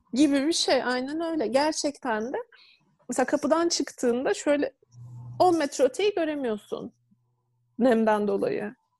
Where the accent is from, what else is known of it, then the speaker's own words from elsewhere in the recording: Turkey; also born or lived in Istanbul; ben küçük bir şehirde doğdum, büyüdüm